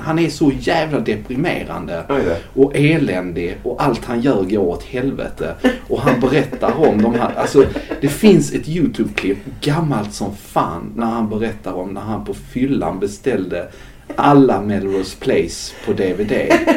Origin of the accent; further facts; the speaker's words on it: Skåne, Sweden; moved away; also born or lived in Gothenburg; Jag växte upp på nittiotalet i Skåne